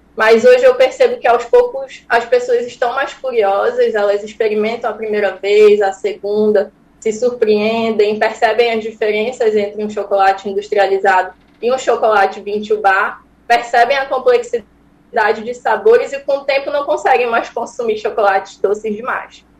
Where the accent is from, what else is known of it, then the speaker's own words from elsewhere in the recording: Santarém, Pará, Brazil; Esse cacau vem da minha, da minha terra, do Pará, mas eu sou de Santarém